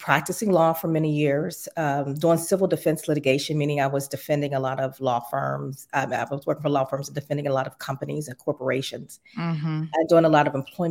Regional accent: Pittsburgh, Pennsylvania, United States; moved away as an adult; also born or lived in Florida; I'm from Pittsburgh originally, born and raised

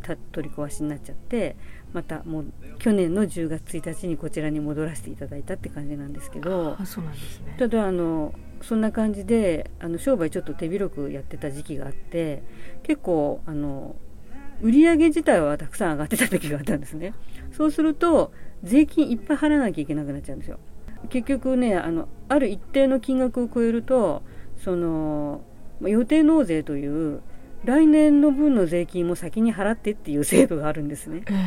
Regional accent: Nagoya, Aichi, Japan; now in Kanagawa, Japan; 名古屋生まれで、えー、現在は、えー、神奈川在住です

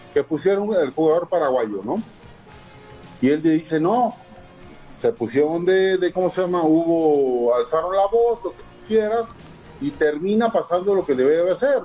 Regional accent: Mexico; como mexicanos

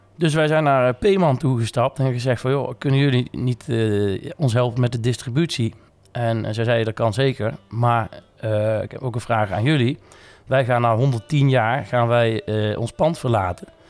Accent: Nijmegen, Gelderland, Netherlands; also born or lived in Tilburg; 14 maart 1984 geboren te Nijmegen. Ehm, ja, ook eh, opgegroeid en getogen in Nijmegen.

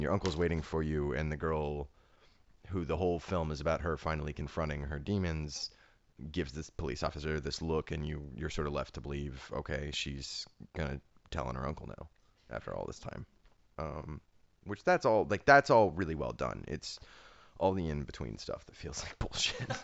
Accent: Ohio, United States; also born or lived in Harlem, New York; now in New York, United States; a writer from Ohio who now lives in Harlem

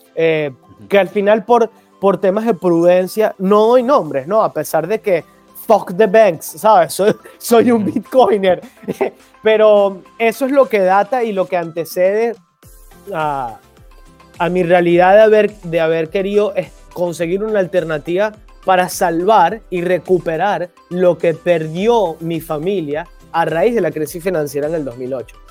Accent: Venezuela; como venezolano en el 2013, hijo, hijo de dueño de negocio en Venezuela

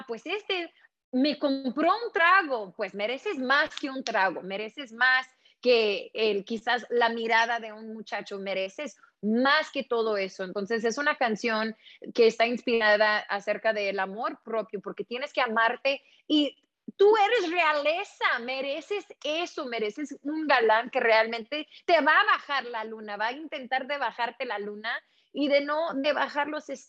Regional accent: Los Angeles, California, United States; criada acá en Los Ángeles. Mi papá es de México, saludos a toda mi gente en México. Mi mamá también es de Los Ángeles y es indígena de acá. Entonces … ubicada acá en el Valle de San Fernando, en la ciudad

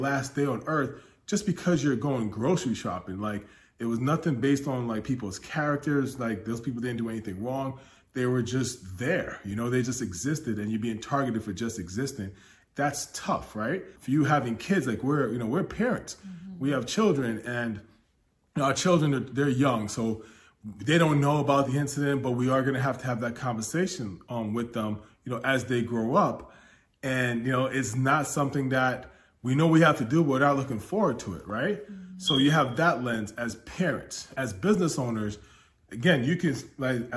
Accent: United States; I'm American

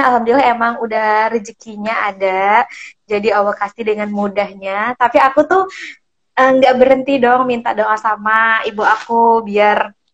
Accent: Merangin, Jambi, Indonesia; aslinya merangin

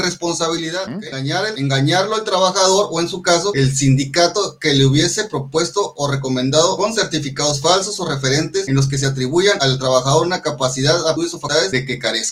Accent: Mexico; somos mexicanos

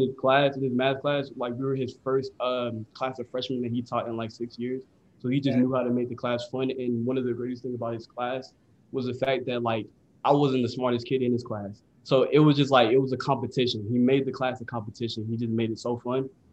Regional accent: United States; my parents were born in Ghana, but I was born in the United States

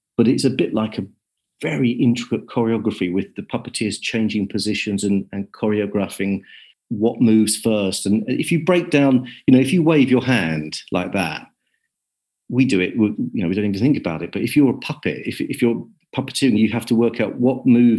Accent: Kent, South East England, United Kingdom; I was brought up in Kent

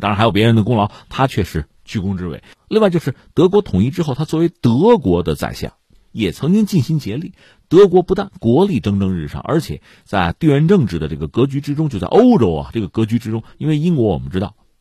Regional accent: China; 我们中国人

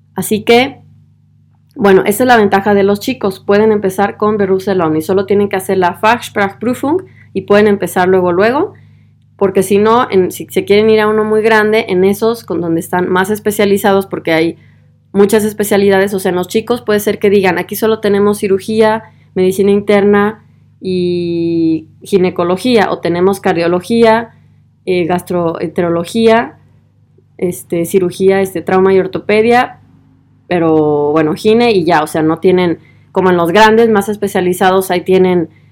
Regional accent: Guadalajara, Jalisco, Mexico; moved away as an adult; also born or lived in Tübingen / Vienna; now in Germany; de Guadalajara, de donde yo soy

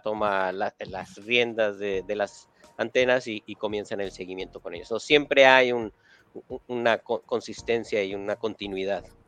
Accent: Mexico City, Mexico; moved away as an adult; also born or lived in Milwaukee, Wisconsin; now in Pasadena, United States; yo nací, crecí en la Ciudad de México

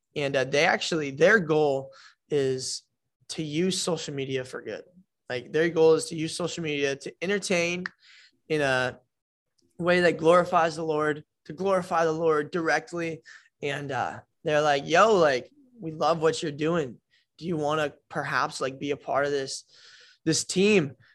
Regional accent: Iowa, United States; moved away as an adult; also born or lived in New Jersey; now in Florida, United States; I was born in Jersey, uh, moved to Iowa when I was four, grew up in Iowa my entire life, did elementary, middle

